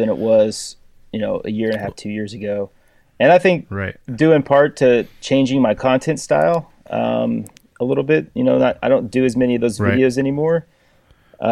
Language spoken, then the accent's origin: English; Texas, United States; I went to work for a custom door maker here in my hometown